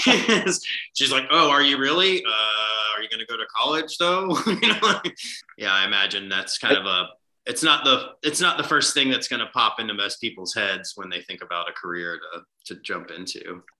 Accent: Florida, United States; growing up in Florida after like elementary school.

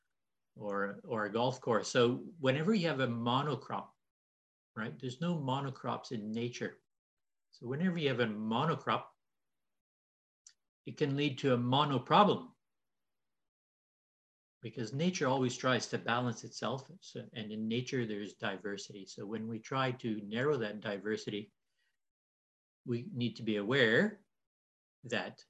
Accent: Canada; moved away as an adult; now in Australia; you'll see that I talk funny. I came from Canada 17 years ago today

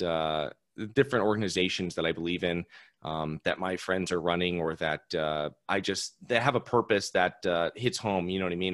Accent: Connecticut, United States; now in Florida, United States; I'm originally from Connecticut, a very tenant friendly state

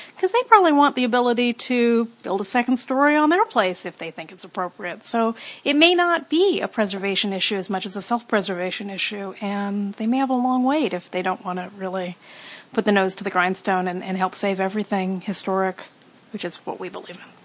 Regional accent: West Hollywood, California, United States; also born or lived in Venice, Los Angeles; I grew up kind of in West Hollywood and kind of not on the border

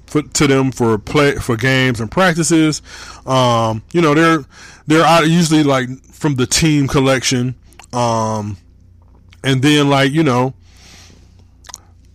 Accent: Michigan, United States; also born or lived in Hamilton, Ohio; I'm from Michigan. I've been living in Michigan since I was 4 years old.

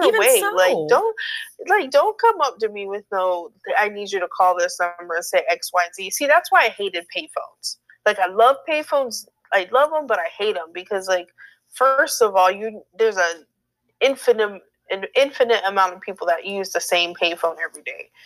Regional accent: Florida, United States; I'm from Florida

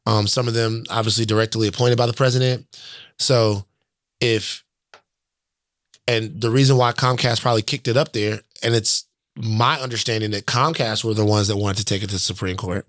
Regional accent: the South, United States; I'm from the South.

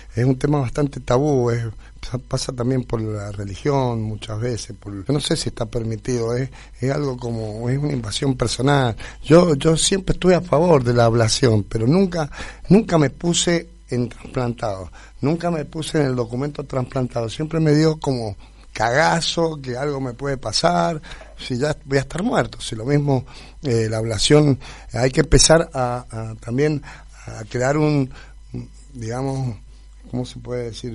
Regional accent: Argentina; nosotros los argentinos

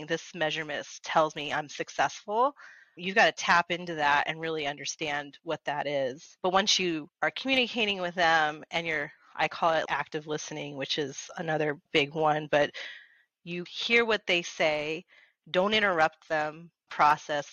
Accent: Las Vegas, Nevada, United States; I grew up here in Vegas

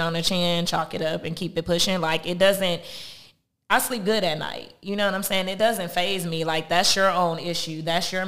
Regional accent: Compton, California, United States; I'm from Compton

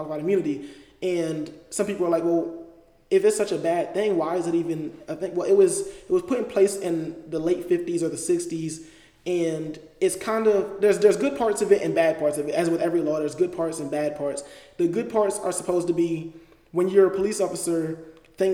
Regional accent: Delaware, United States; moved away; I'm from Delaware

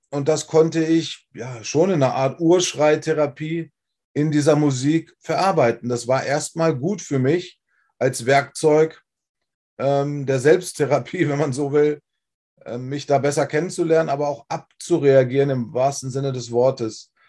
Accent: Wolfsburg, Lower Saxony, Germany; Ähm, ich bin 30 Jahre lang Frontmann dieser Band gewesen und bin aufgewachsen in Wolfsburg. Ja, also die Stadt, die man von Volkswagen her kennt. Ähm, ziemlich industriell geprägt.

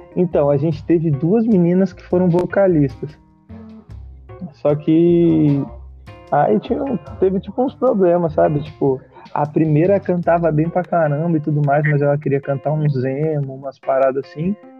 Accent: São Paulo, Brazil; now in Brasília, Brazil; eu sou de São Paulo

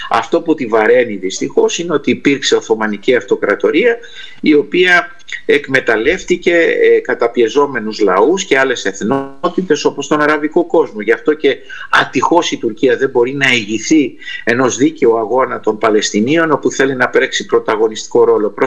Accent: Argentina; πατήσατε ένα πονεμένο θέμα που είναι η Αργεντινή χώρα που γεννήθηκα και μεγάλωσα και είναι και αυτή η πατρίδα μου και των γονιών μου που γεννήθηκαν εκεί.

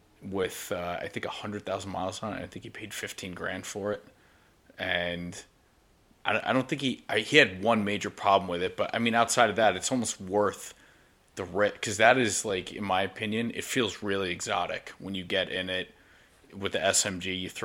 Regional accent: Putnam Valley, New York, United States; where I grew up in Putnam Valley, New York

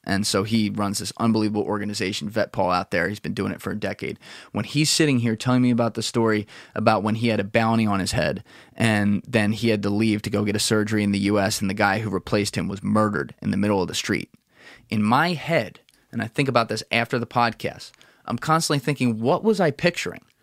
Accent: New Jersey, United States; I'm a bullshitter from New Jersey

